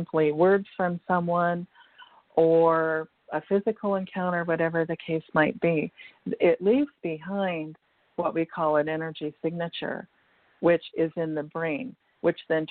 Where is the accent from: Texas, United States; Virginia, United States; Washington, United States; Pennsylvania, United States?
Washington, United States; moved away as an adult; also born or lived in California; moved from California back to Washington State, which was my home state.